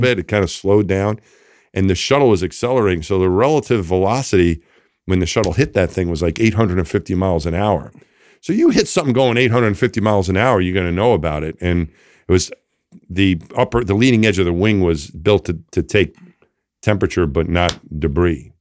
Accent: Franklin Square, New York, United States; moved away; I grew up just outside of Queens, New York City, in a town called Franklin Square

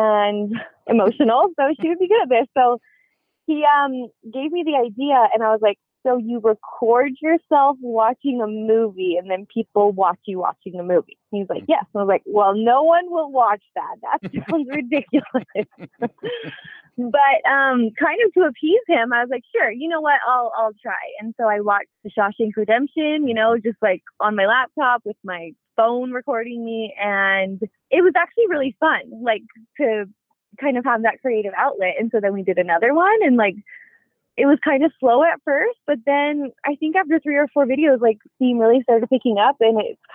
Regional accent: Alberta, Canada; moved away as an adult; now in United States; I'm from Canada, actually. I was not born there, but I was raised in Alberta, Canada, where my family still lives

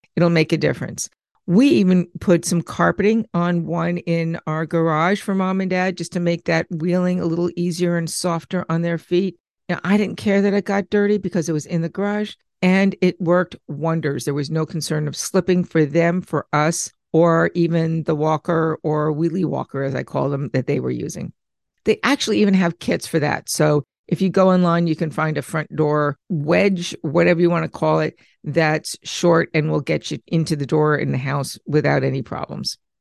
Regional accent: Long Island, New York, United States; growing up in Long Island

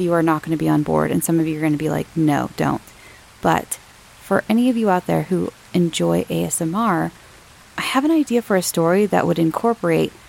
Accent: Southern California, United States; I'm from Southern California

